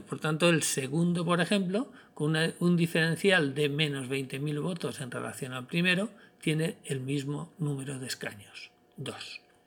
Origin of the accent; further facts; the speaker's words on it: Spain; nuestro país